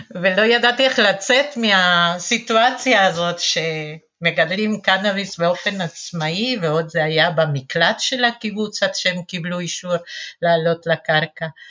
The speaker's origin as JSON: {"language": "Hebrew", "country": "Argentina", "tie": "born or raised there", "also_born_or_lived": "Western Galilee, Israel", "second_language": "Hebrew", "moved": "yes", "lives_now": "Kfar Vradim, Israel", "said": "מבטא שלי, אני נולדתי בארגנטינה, גדלתי בתנועה של השומר הצעיר, מגיל ארבע כבר אפילו, ועליתי ארצה לקיבוץ"}